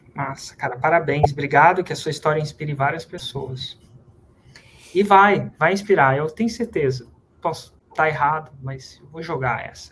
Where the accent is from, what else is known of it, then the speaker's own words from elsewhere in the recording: Brazil; fazer a nossa parte como brasileiro